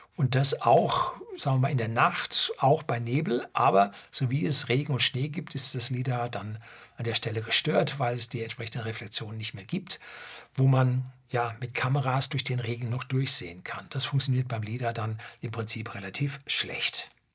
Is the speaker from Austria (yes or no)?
no; Germany; bei uns in Deutschland